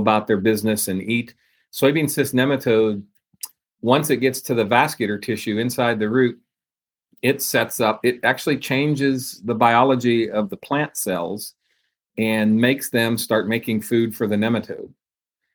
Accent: just outside of Pittsburgh, southwestern Pennsylvania, United States; moved away as an adult; also born or lived in Georgia; now in Iowa, United States; I am from Pennsylvania, southwestern Pennsylvania, just outside of Pittsburgh.

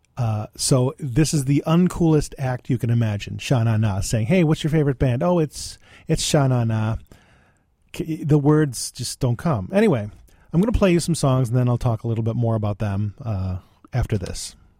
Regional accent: West Seneca, New York, United States; I was from West Seneca

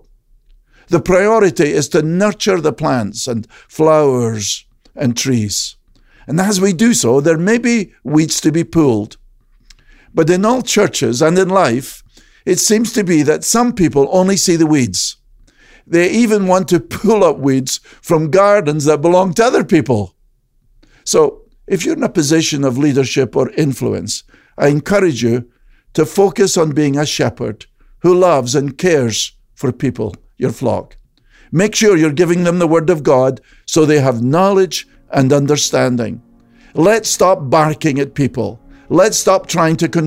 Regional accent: Scotland, United Kingdom; the shepherds I knew growing up in Scotland

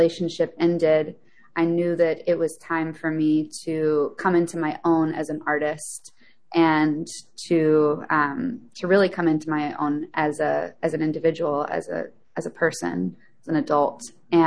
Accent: Memphis, Tennessee, United States; I grew up in Memphis, Tennessee, a music town

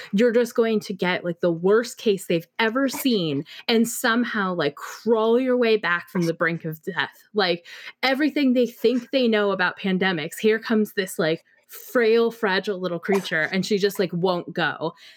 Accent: Pacific Northwest, United States; moved away as an adult; now in Austin, United States; I may be Pacific Northwest born, bred, raised, lived thirty-plus years, but, uh, six months in Texas

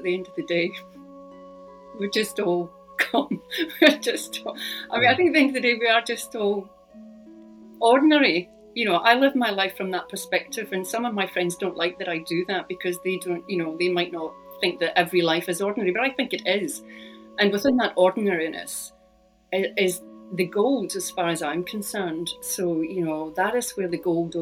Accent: Scotland, United Kingdom; which is about growing up in Scotland

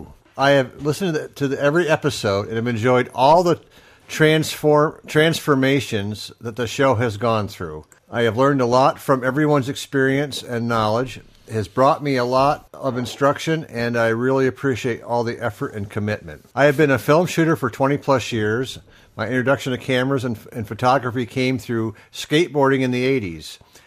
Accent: Findlay, Ohio, United States; I am also originally from Findlay, Ohio.

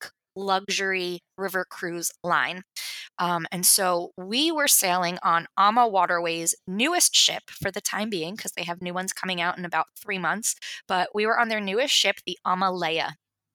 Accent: New Jersey, United States; now in Los Angeles, United States; I live in LA now. So, you know, like 70 degrees is cold for me. But I'm originally from New Jersey

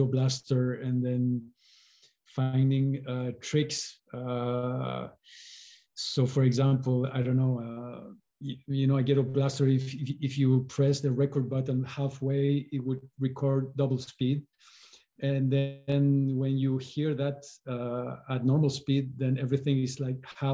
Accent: Chile; I was born in Chile, and culturally speaking, folk music was very present

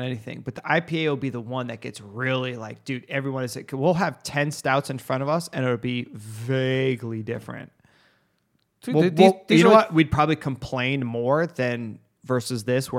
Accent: Arizona, United States; Dude, I'm from Arizona, man. They don't give a shit about the laws out here.

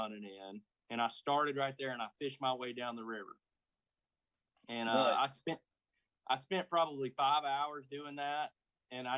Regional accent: Alabama, United States; also born or lived in Georgia; I grew up on a lake like this. I grew up on Lewis Smith Lake

